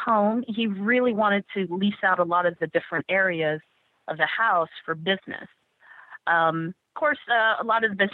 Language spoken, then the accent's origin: English; San Diego, California, United States; moved away; I'm from San Diego, spent most of my life there